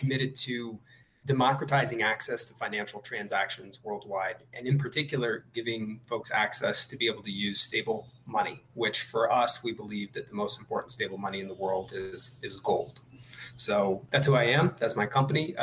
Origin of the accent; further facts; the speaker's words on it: Columbia, Missouri, United States; now in Medellín, Colombia; Originally born in Columbia, Missouri